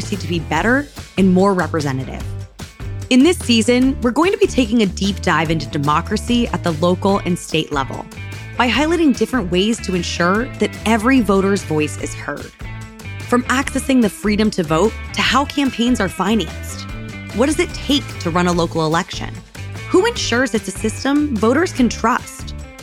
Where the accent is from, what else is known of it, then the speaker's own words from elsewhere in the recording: St. Petersburg, Florida, United States; my hometown of St. Petersburg, Florida